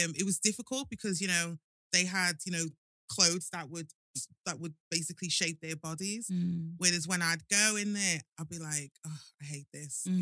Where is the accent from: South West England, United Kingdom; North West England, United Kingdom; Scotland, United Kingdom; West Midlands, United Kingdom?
North West England, United Kingdom; Liverpool; growing up in Liverpool, do you know what? Liverpool's a really, really good city. It's amazing, like Scousers. They're mm. just lovable. I'm not just saying that because I am a Scouser.